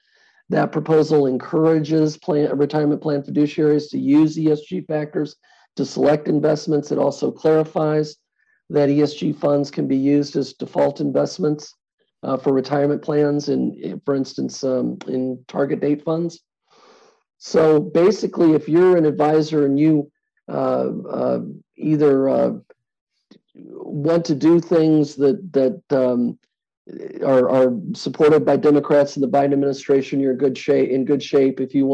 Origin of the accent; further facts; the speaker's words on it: Fort Wayne, Indiana, United States; Fort Wayne, Indiana, my hometown.